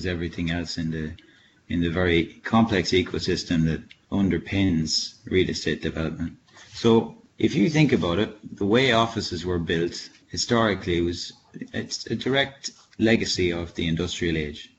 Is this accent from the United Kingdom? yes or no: no; Ireland; moved away as an adult; now in France; I grew up in rural Ireland